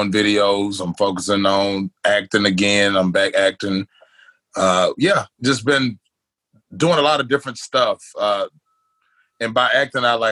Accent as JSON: {"language": "English", "town": "Milan", "region": "Tennessee", "country": "United States", "tie": "born or raised there", "also_born_or_lived": "Medina, Tennessee", "lives_now": "Nashville, United States", "said": "I'm originally from West Tennessee, a little bitty town called Milan."}